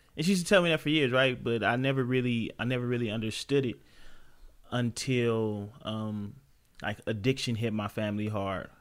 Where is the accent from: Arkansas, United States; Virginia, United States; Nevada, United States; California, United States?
California, United States; Los Angeles; also born or lived in Compton; I come from South Central Los Angeles